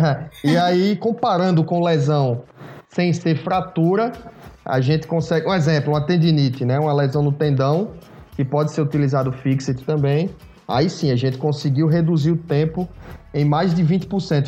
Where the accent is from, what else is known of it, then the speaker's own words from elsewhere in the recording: Natal, Rio Grande do Norte, Brazil; also born or lived in Pernambuco; Me formei em Natal, Rio Grande do Norte. Foi onde eu me criei maior parte do tempo aí, maior parte da minha vida foi lá.